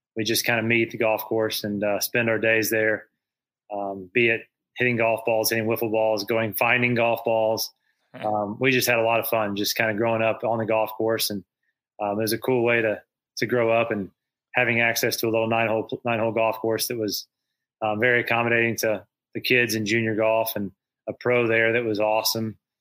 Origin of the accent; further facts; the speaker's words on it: Indiana, United States; my home state of Indiana